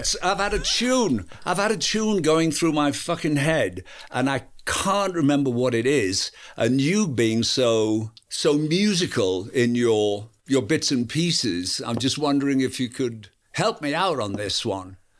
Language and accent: English; Yorkshire and the Humber, United Kingdom; I'm from Yorkshire